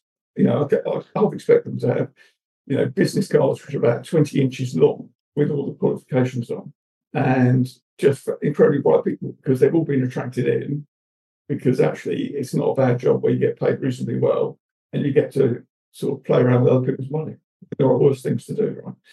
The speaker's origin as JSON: {"language": "English", "town": "Bristol", "region": "South West England", "country": "United Kingdom", "accent": "Bristol", "said": "my Bristol cup accent"}